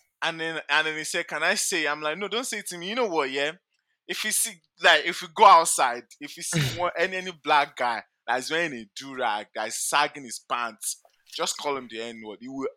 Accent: Nigeria; moved away; being Nigerian

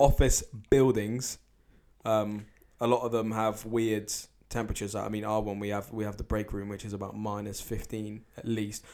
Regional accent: Jersey; I'm a Jersey philosopher

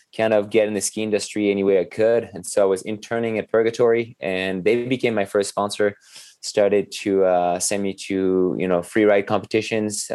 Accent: French Alps, Auvergne-Rhône-Alpes, France; born or raised there; English is a second language; moved away as an adult; also born or lived in Normandy / south of France / Durango, Colorado; now in United States

